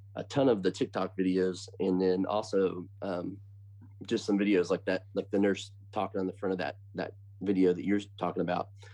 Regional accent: Bloomington, Indiana, United States; I am from Indiana. So a town called Bloomington, born and raised

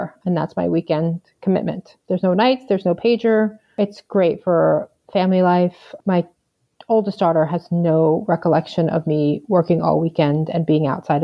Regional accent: Long Island, New York, United States; also born or lived in Galveston, Texas; now in Chicago, United States; I grew up on Long Island

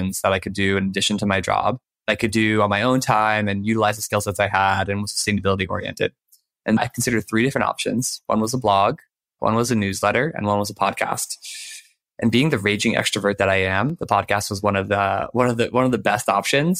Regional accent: Maryland, United States; I grew up in Maryland

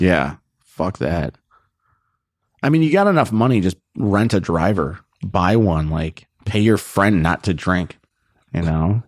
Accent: Naperville, Illinois, United States; moved away as an adult; now in Los Angeles, United States; I'm actually from Naperville

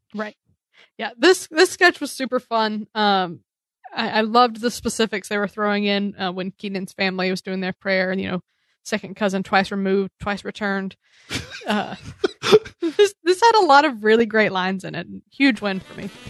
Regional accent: the South, United States; moved away; I come from the South

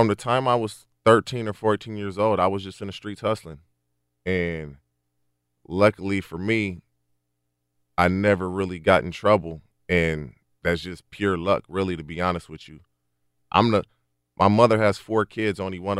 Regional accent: Barstow, California, United States; also born or lived in Texas / Oklahoma; I went to Barstow High School. I got there midway through my freshman. I grew up in Barstow, number one, but I moved back and forth with my mother. My grandmother lived in Barstow.

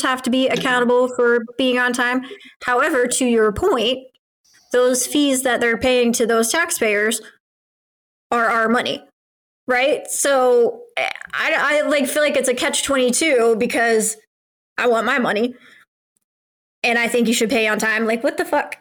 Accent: United States

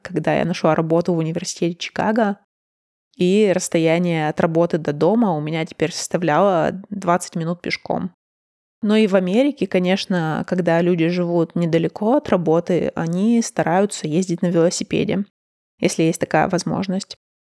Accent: Urals, Russia; moved away as an adult; also born or lived in Moscow; доехать от Москвы до моего родного города на поезде занимает почти что сутки

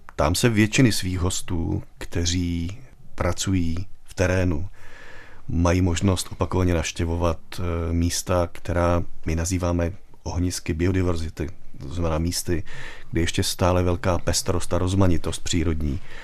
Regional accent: Czechia; my jako Češi jsme takový turistický národ

